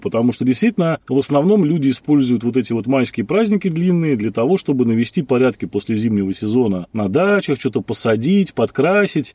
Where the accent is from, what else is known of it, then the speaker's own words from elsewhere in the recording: Saint Petersburg, Russia; Я, так сказать, ленинградец там уже в четвёртом поколении, поэтому вся моя семья так или иначе была этим затронута